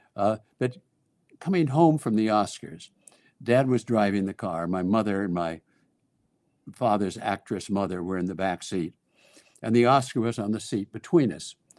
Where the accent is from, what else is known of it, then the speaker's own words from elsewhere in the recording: Los Angeles, California, United States; moved away as an adult; also born or lived in Washington, D.C.; growing up in Hollywood and working in Hollywood